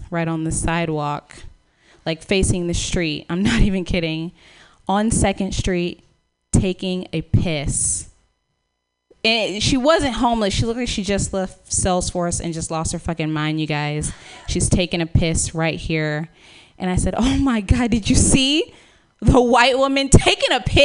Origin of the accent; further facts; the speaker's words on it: Dallas, Texas, United States; now in San Francisco, United States; I'm from Texas